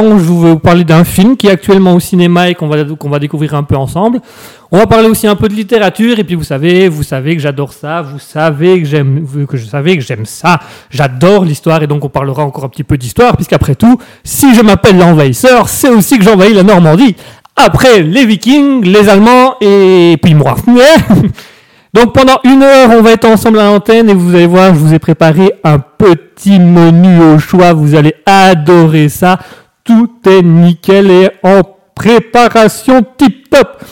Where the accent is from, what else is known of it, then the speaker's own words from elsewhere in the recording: Belgium; en tant que Belge